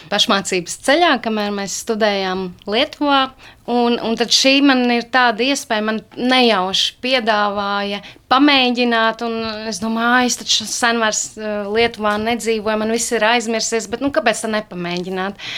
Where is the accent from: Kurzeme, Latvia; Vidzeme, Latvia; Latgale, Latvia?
Vidzeme, Latvia; Cēsis; now in Liepāja, Latvia; Jā, esmu vidzemniece, bet nu jau jāsaka, jūtos kā kurzemniece.